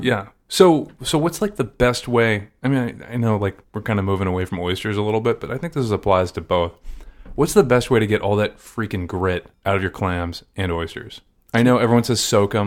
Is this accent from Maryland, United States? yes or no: yes; Maryland, United States; I'm from Maryland.